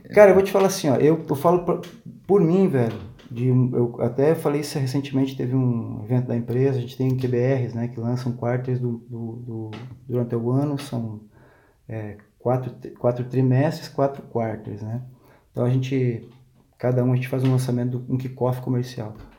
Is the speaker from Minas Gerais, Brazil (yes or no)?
no; Xanxerê, Santa Catarina, Brazil; also born or lived in São Paulo; now in Florianópolis, Brazil; lá em Xanxerê, cara, onde eu fui criado. É. Né? Sou paulista, criado no, oeste de Santa Catarina.